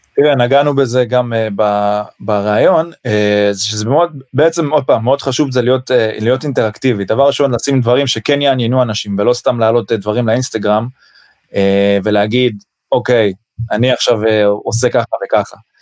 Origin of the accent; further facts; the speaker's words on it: Israel; אני מישראל